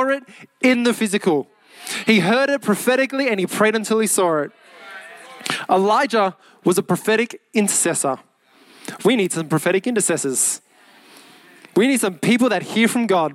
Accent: Mount Druitt, New South Wales, Australia; Mount Druitt, 2770. Come on. That's my hometown.

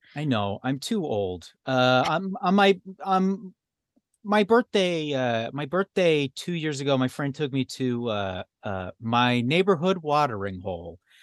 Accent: Alberta, Canada; I was raised in Alberta.

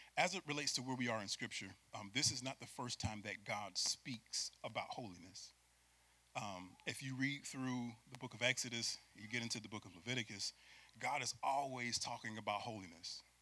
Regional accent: Syracuse, New York, United States; I'm from Syracuse, New York

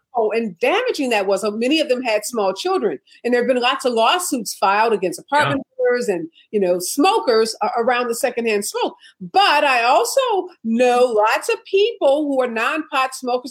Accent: St. Louis, Missouri, United States; moved away; my hometown of St. Louis

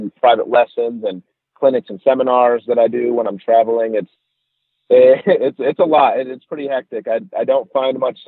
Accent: Detroit area, Michigan, United States; moved away; I'm from Michigan, Detroit area, so I'm a little bit north of Detroit

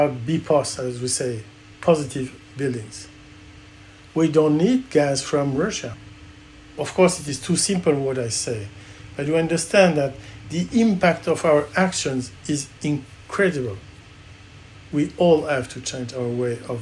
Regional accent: Brittany, France; I'm from Brittany. My father was an oysterman

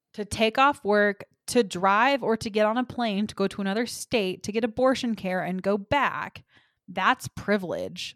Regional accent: Texas, United States; moved away; I am from Texas

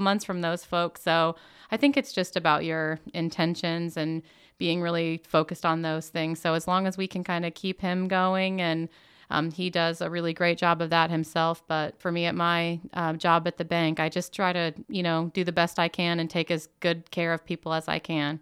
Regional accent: Muncie, Indiana, United States; also born or lived in Jackson, Mississippi; Originally, I was actually born in Jackson, Mississippi, but for all intents and purposes, I've always been here in Muncie. Um, I was a Burris kid

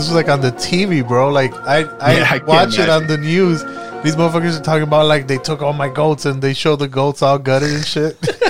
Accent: Puerto Rico; moved away; that's where I grew up in Puerto Rico.

